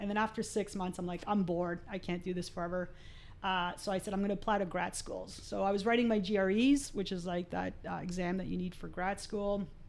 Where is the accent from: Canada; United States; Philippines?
Canada; Montreal, Quebec; also born or lived in Argentina; I grew up in Montreal, so when I left Argentina we lived in Montreal for a while